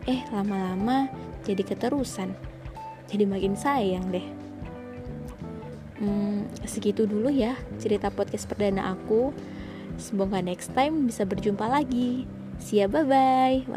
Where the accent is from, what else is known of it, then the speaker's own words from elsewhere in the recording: Surabaya, East Java, Indonesia; aku domisili Surabaya nih dari kecil sampai sekarang di Surabaya.